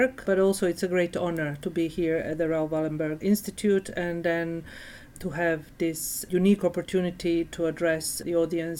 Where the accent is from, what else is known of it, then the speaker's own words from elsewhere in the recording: Sarajevo, Federation of Bosnia and Herzegovina, Bosnia & Herzegovina; moved away; I'm from Sarajevo, from Bosnia and Herzegovina. I was born and raised there